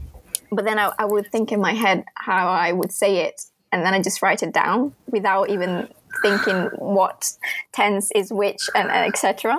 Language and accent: English; Italy; first language Italian; English is a second language; wouldn't say it's similar to Italian, which is my native language, but you guess that you have subject, you have verb, you have object, and you hear English a lot in Europe. So I grew up watching movies in English